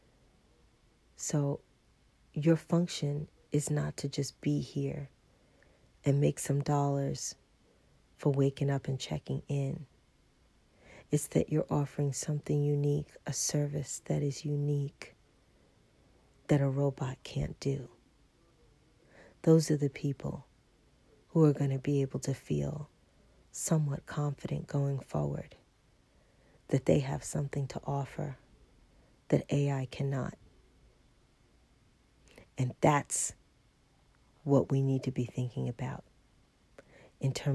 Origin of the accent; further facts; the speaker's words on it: New York, United States; moved away; I'm from New York